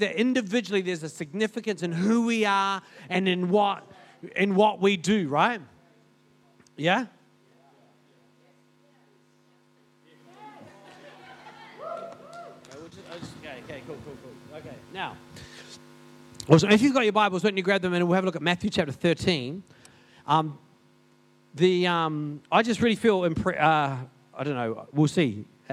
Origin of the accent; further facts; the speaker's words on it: Paraparaumu, Wellington, New Zealand; now in Christchurch, New Zealand; I grew up in Paparam, it's a pretty big place